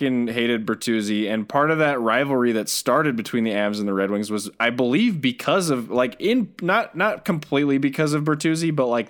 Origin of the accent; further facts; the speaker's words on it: United States; me being an American